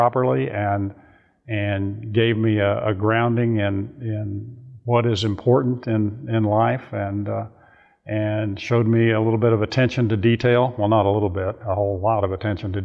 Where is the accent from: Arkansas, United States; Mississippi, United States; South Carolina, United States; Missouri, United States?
Missouri, United States; Springfield; I grew up in Springfield, Missouri, and I graduated from high school there